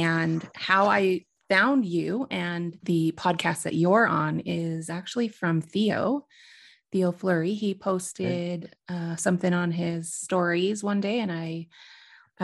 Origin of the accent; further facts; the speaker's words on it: Shaunavon, Saskatchewan, Canada; also born or lived in Swift Current, Saskatchewan; I'm a Shaunavon girl.